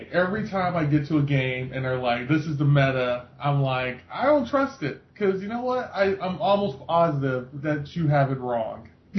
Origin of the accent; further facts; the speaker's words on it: United States; I'm an American